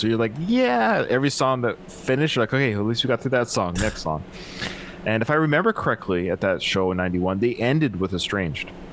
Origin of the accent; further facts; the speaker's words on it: British Columbia, Canada; I'm from British Columbia